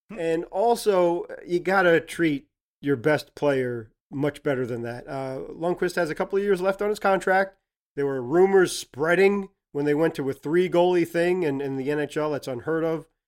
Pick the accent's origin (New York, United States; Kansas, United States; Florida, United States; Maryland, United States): New York, United States; New York area, United States; Gary and I, growing up in the New York area